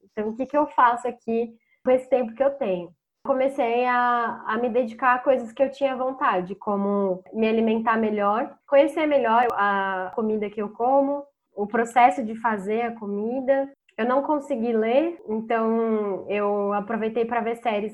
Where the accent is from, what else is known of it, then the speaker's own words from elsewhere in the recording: Campinas, São Paulo, Brazil; moved away as an adult; now in São Paulo, Brazil; Eu também sou de Campinas e moro há mais de um ano em São Paulo